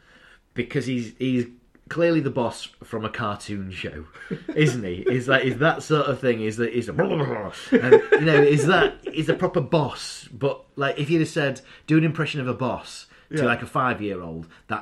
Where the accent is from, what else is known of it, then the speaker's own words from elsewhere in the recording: Doncaster, Yorkshire and the Humber, United Kingdom; now in Pontefract, United Kingdom; I'm from Doncaster, but now I live in Pontefract.